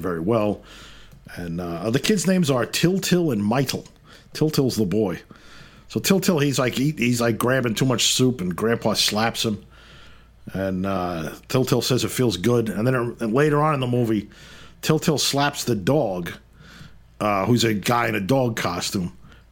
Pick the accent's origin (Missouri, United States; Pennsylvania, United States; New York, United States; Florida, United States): New York, United States; New York City; my hometown of Brooklyn